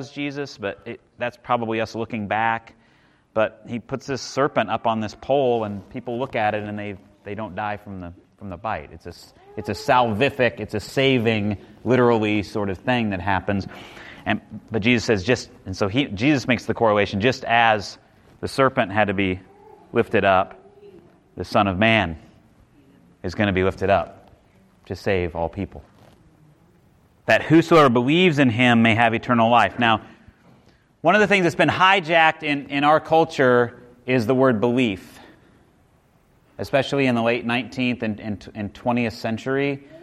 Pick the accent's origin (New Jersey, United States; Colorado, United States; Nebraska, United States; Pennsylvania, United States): Nebraska, United States; moved away; growing up in Nebraska